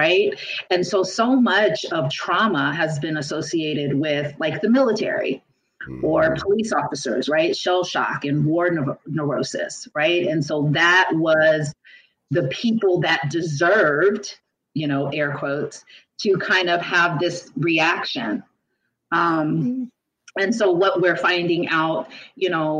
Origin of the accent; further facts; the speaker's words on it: Los Angeles, California, United States; I grew up in South Central for part of my life